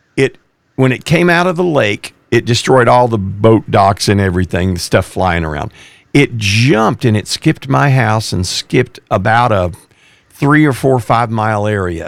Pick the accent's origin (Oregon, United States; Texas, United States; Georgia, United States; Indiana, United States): Texas, United States; East; I grew up in East Texas, which has pine trees